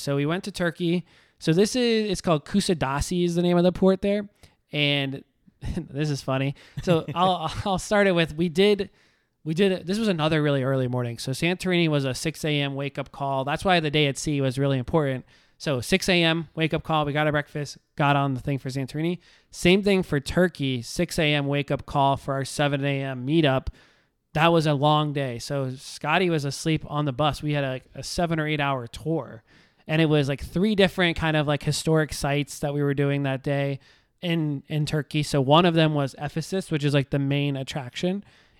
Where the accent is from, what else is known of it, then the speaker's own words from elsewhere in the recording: the South, United States; I mean, I'm just an American, live in the South.